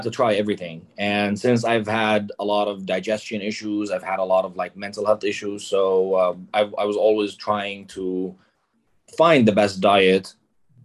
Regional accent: Lebanon; I'm Lebanese. I was born and raised in Lebanon

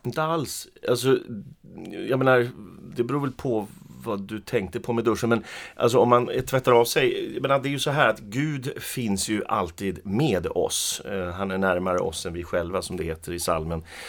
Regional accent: Skellefteå, Västerbotten County, Sweden; also born or lived in Arvidsjaur; Jag är ju född i Arvidsjaur. Men jag flyttade till, eller jag blev flyttad av mina föräldrar då till Skellefteå när jag var fem år. Så jag är uppvuxen i Skellefteå

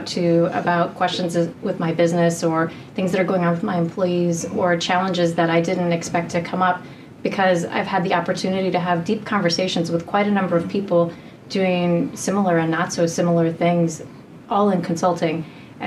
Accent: Colorado, United States; also born or lived in Nashville; I am a Colorado native, so born and raised in Colorado

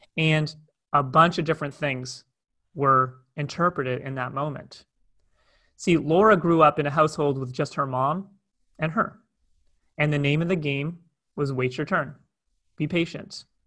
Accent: Toronto, Ontario, Canada; moved away as an adult; now in Cape Town, South Africa; I'm originally from Toronto, Canada

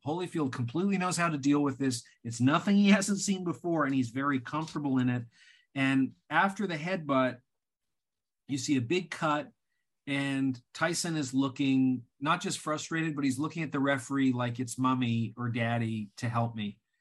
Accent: Canada; moved away; as a Canadian at the time

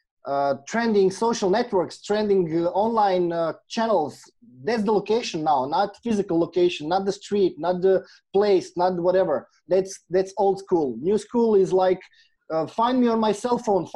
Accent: Croatia; I'm from Croatia.

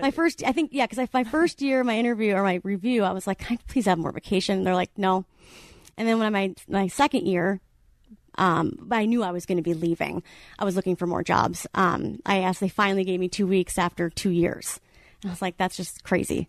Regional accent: Wisconsin, United States; moved away as an adult; also born or lived in Madison, Wisconsin; now in Orange County, United States; I'm from Wisconsin

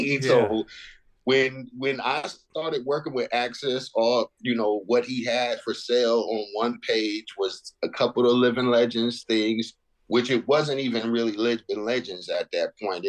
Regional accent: Southern California, United States; I'm from Southern California.

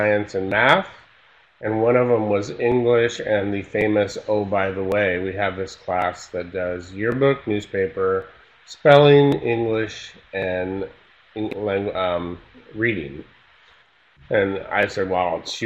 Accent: Northern California, United States; I grew up in Northern California

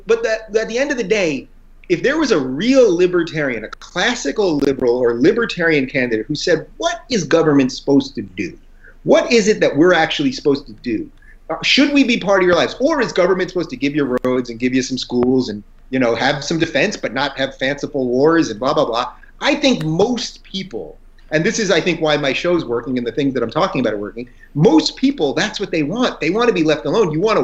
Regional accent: Long Island, New York, United States; moved away as an adult; also born or lived in Brooklyn, New York; as a New Yorker myself, born in Brooklyn, grew up in Long Island, went to college upstate New York, lived there almost my whole life until the last 3 years.

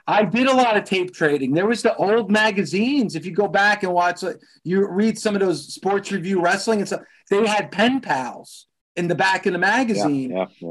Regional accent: New Jersey, United States; I grew up in Jersey. So this is New Jersey.

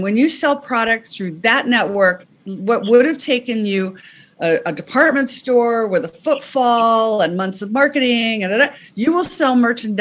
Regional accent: United States; moved away as an adult; now in England; I'm American, but I've been living in England for a long time

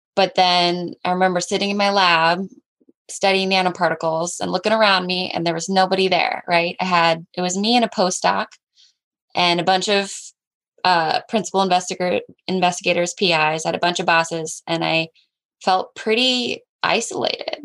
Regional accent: Southwest Washington, United States; I grew up in Southwest Washington, um, three and a half acres

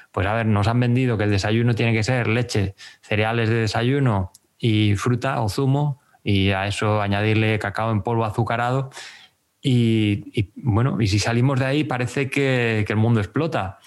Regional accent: Béjar, Castile and León, Spain; moved away as an adult; now in Gijón, Spain; Vivo en Gijón desde hace 10 años, pero me fui de Bejar con 18 ya

